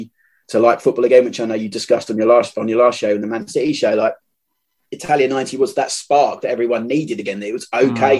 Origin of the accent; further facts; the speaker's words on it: London, United Kingdom; now in Kent, United Kingdom; I grew up in South East London